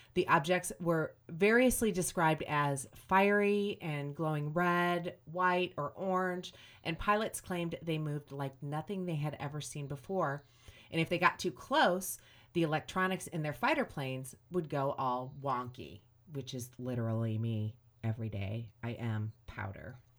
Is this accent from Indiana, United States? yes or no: yes; Griffith, Indiana, United States; I grew up in Griffith